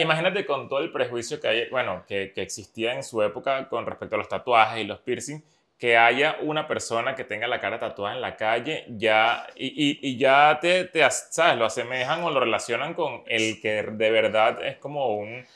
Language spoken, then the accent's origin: Spanish; Venezuela; soy venezolano